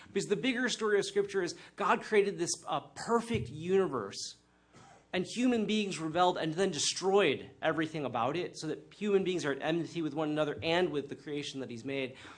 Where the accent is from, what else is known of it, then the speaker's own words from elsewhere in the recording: United States; a Chinese American, uh, brought up by somewhat tiger ish parents, and um, growing up in the United States